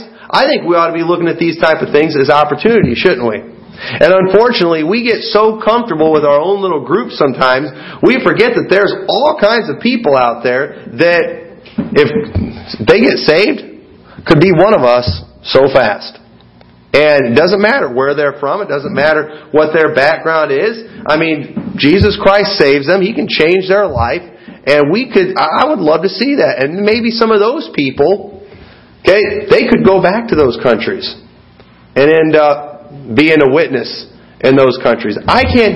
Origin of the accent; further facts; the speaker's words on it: United States; also born or lived in Sterling–Rock Falls area, Illinois; As an American